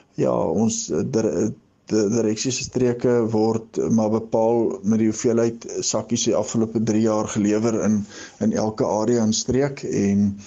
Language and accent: Afrikaans; Hankey, Eastern Cape, South Africa; ek het groot geword in die Gamtoes Vallei Hankie